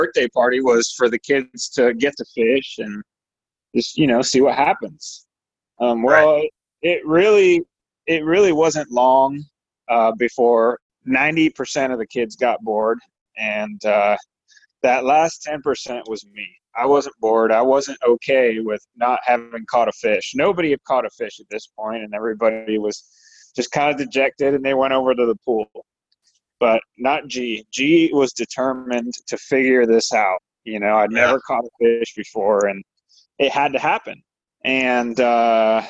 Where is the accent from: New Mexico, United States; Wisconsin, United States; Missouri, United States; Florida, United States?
Florida, United States; South; moved away as an adult; also born or lived in Puerto Rico / Miami, Florida; now in Texas, United States; I was born in Puerto Rico. I grew up in South Florida for the most part. And I came here to Texas for college, and I've been here ever since.